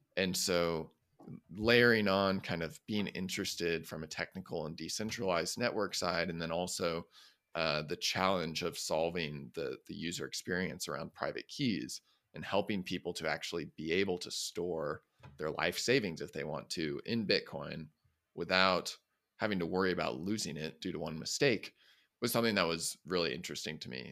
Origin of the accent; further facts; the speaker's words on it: Midwest, United States; I grew up in the Midwest